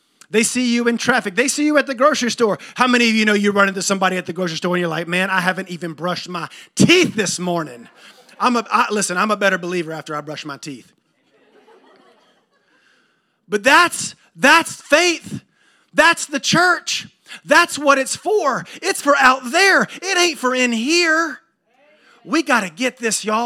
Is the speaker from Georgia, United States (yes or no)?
yes; Thomasville, Georgia, United States; also born or lived in Jacksonville, Florida / Atlanta, Georgia / Nashville, Tennessee / Virgin Islands; now in Tallahassee, United States; I grew up in Thomasville, and I wound up in Tallahassee, but I moved around a lot.